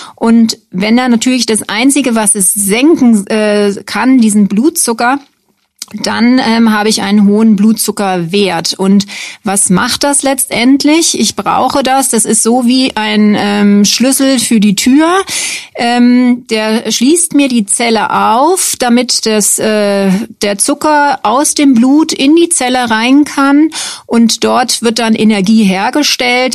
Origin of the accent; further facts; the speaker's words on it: Bonn, North Rhine-Westphalia, Germany; moved away as an adult; also born or lived in Würzburg / Dresden / Deggendorf / Frankfurt; now in Schweinfurt, Germany; Ich komme ursprünglich aus Bonn, habe da auch angefangen zu studieren